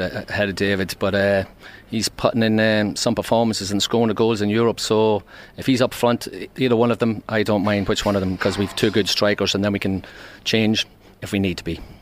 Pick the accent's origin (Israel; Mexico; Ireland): Ireland; Dundalk, Leinster; I'm from Green Acres in Dundalk.